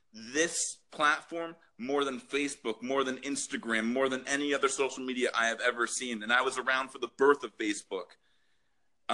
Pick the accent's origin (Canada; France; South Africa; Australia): Canada; as a Canadian